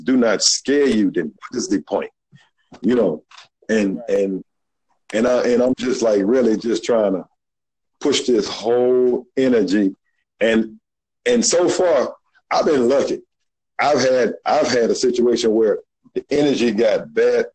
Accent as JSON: {"language": "English", "town": "Birmingham", "region": "Alabama", "country": "United States", "accent": "Southern", "said": "I'm a black guy from Birmingham"}